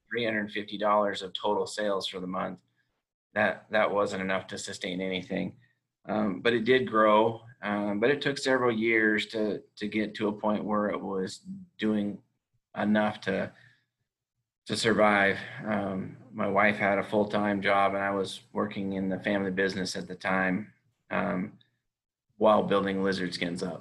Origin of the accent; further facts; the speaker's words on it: California, United States; moved away as an adult; now in Utah, United States; I grew up in California. I went to school in Utah. I now live in Utah.